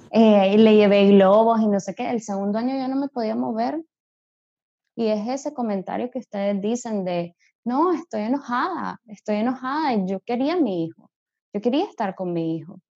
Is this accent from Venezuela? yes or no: no; Spain; tenemos la ventaja de que yo soy español y Toño es francés.